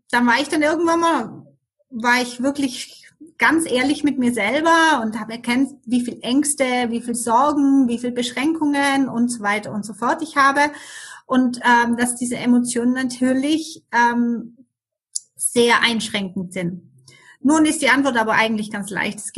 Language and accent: German; Germany; moved away as an adult; now in Switzerland; Ich lebe in der schönen Schweiz seit 28 Jahren. Wie man das hören kann, bin ich in Deutschland aufgewachsen und ähm, bin als Skilehrerin damals hier in die Schweiz gekommen